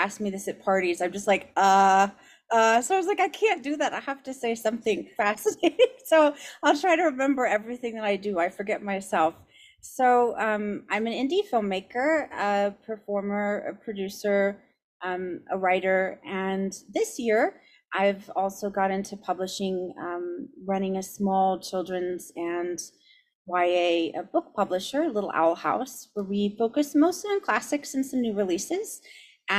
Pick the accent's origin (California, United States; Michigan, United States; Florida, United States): California, United States; San Diego; moved away; also born or lived in Cambridge / Los Angeles; I'm from San Diego originally